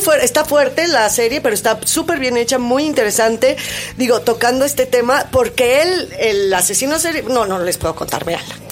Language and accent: Spanish; Mexico; nuestra idiosincrasia como mexicanos